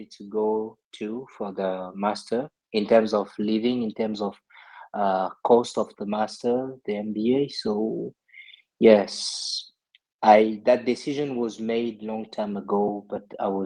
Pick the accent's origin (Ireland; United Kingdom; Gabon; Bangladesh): Gabon; moved away as an adult; also born or lived in Togo; now in France; So originally I was born in West Africa, in Togo, and I moved to Gabon when I was very young to join my dad. Then I made all my education in Gabon